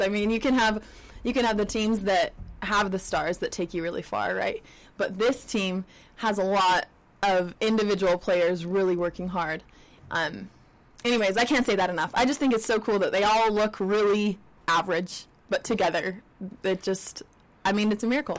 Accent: Utah, United States; growing up in Utah

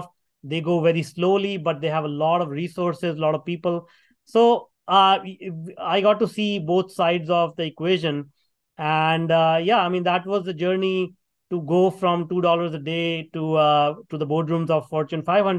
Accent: India; moved away as an adult; now in Canada; I grew up in India working in a factory for $2 a day

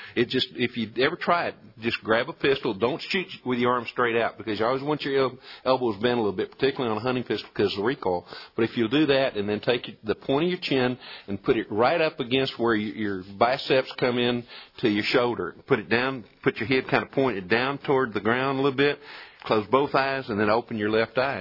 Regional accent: Colorado County, Texas, United States; When I was a youngster growing up in Colorado County

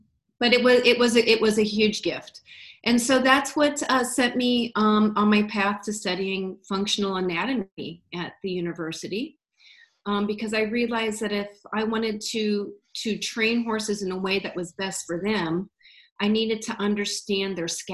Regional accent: Iowa, United States; moved away; also born or lived in Wisconsin; I was originally from Iowa

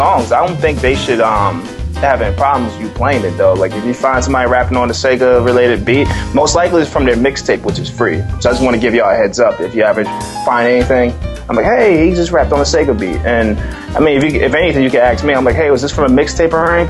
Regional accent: West Coast, United States; I was raised in the West Coast when I was younger, so I was exposed to like a lot of West Coast hip hop back in the day too.

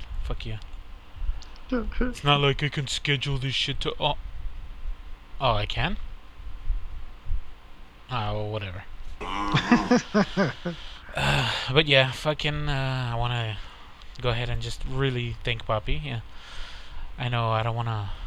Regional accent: Texas, United States; as a Texan

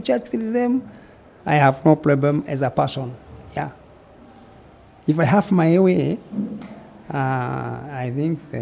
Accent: Central Province, Kenya; now in Mombasa, Kenya; I was born in Central Province

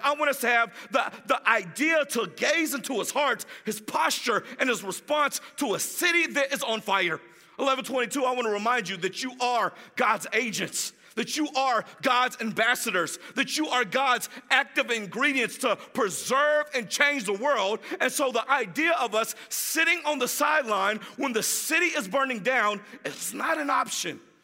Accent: Jacksonville, Florida, United States; moved away as an adult; now in Orlando, United States; I'm glad to be in my hometown. I am from Jacksonville, Florida

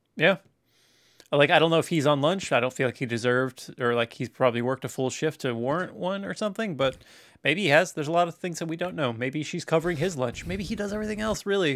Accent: Tacoma, Washington, United States; I was born in Tacoma

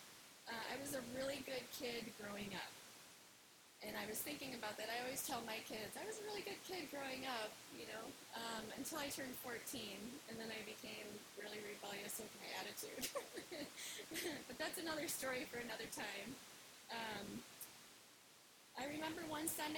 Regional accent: Wisconsin, United States; accent: Wisconsin; my Wisconsin accent

